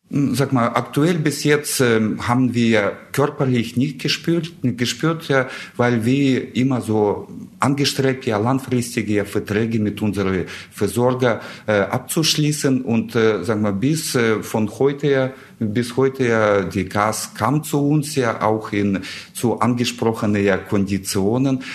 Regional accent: Russia; German is a second language; moved away as an adult; now in Germany; ich komme ursprünglich aus Russland her. Ich bin äh, vor 26 Jahren nach Deutschland gekommen

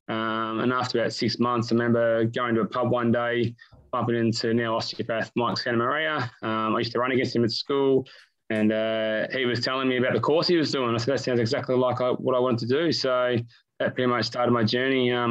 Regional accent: Melbourne, Victoria, Australia; So born and bred in Melbourne. I'm one of eight kids. I'm a seventh child, so five brothers, two sisters. Grew up in Doncaster.

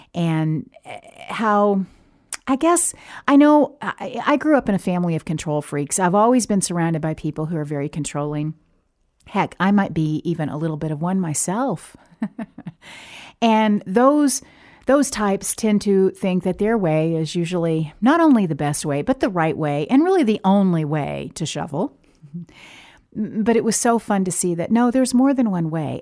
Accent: the South, United States; now in Oregon, United States; growing up in the South, it didn't snow every winter

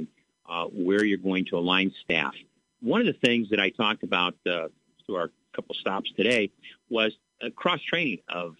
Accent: Bloomington, Illinois, United States; born and raised in Bloomington

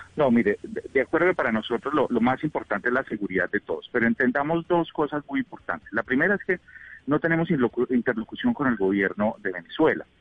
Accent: Colombia; los colombianos cuando nos tildaban de narcotraficantes y ladrones

